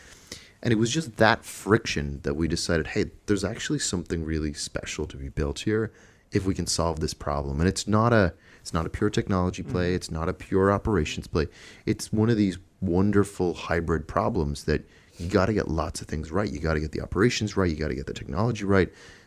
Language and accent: English; Dublin, Leinster, Ireland; So my original background, I'm from Dublin, from Ireland.